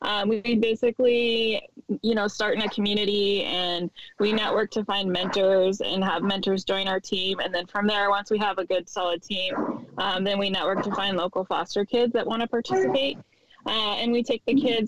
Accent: Coeur d'Alene, Idaho, United States; I'm from Coeur d'Alene, Idaho

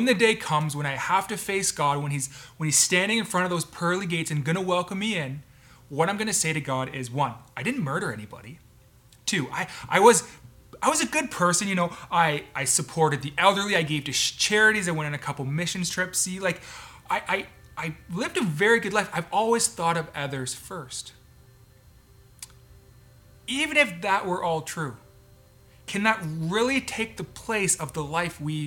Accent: Canada; I was born in Canada

